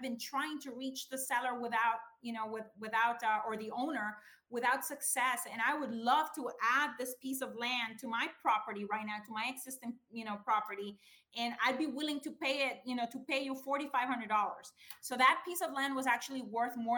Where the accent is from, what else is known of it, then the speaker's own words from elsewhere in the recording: Honduras; moved away as an adult; now in United States; I'm originally from Honduras. It's this tiny little country in Central America, in case you don't know. I came here in 1995.